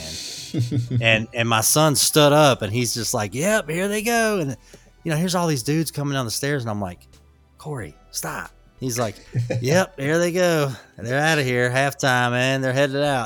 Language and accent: English; Atlanta, Georgia, United States; moved away as an adult; also born or lived in Marietta, Georgia; now in Charlotte, United States; we're from Atlanta. I was born and raised there. I was actually born in Marietta